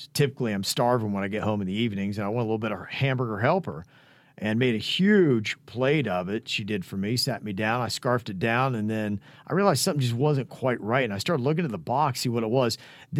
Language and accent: English; New Jersey, United States; Jason, I am from New Jersey, so yes, chirping up is what we do best.